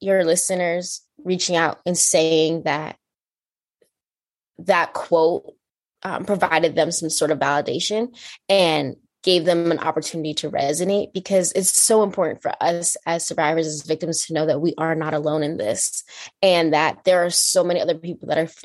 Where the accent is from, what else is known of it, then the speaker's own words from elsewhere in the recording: New York, United States; I'm from New York.